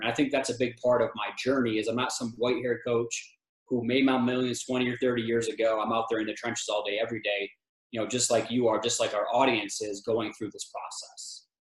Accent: Michigan, United States; moved away as an adult; also born or lived in Texas / West Virginia / Tennessee; now in Colorado, United States; I'm from Michigan

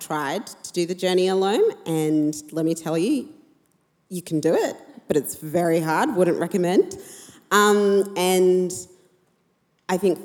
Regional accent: Perth, Western Australia, Australia; moved away as an adult; now in Sydney, Australia; I grew up in Perth

